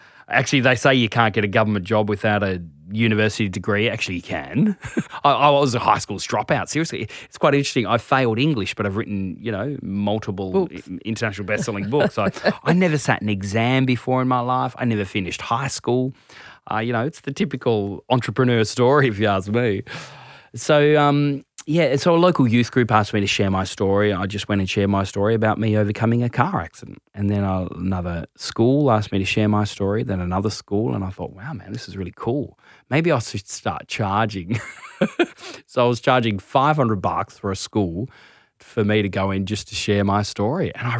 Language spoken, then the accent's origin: English; Tasmania, Australia; Yeah, so I'm originally from Tassie, mum's Indian, father's Scottish, big family, family of 11, ridiculous.